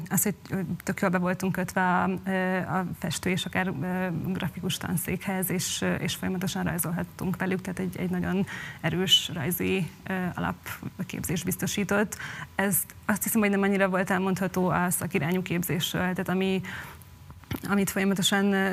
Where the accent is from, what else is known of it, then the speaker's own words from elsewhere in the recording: Sfântu Gheorghe, Covasna County, Romania; born there; és ott most fogok először a szülővárosomban dolgozni